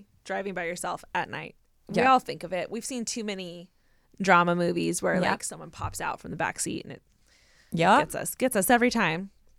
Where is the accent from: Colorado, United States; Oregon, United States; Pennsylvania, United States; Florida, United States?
Oregon, United States; Portland; I'm from Portland, Oregon, but was visiting a classmate of mine in Iowa